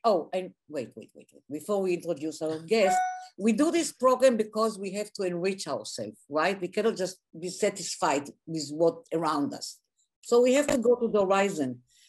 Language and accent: English; Tel Aviv, Tel Aviv District, Israel; we are from Tel Aviv. Yeah. We grew up in the same neighborhood, which is Dizengoff Square.